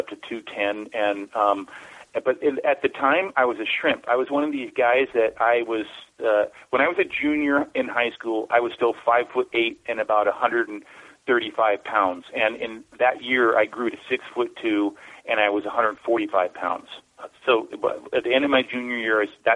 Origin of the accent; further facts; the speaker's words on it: Oakland, California, United States; moved away as an adult; also born or lived in Mojave Desert / San Francisco / Berkeley; that's where I consider my hometown is Oakland, California, and I lived there until about 10 years ago. So all my life, I lived in Oakland and the Bay Area